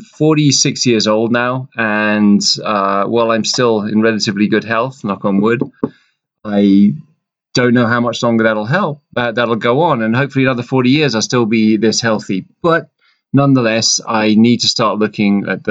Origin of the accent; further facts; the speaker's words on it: London, United Kingdom; moved away; I grew up in London